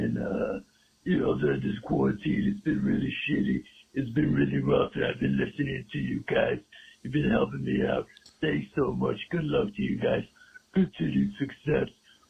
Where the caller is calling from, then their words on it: New York City, New York, United States; I'm calling from Bronx, New York, over here.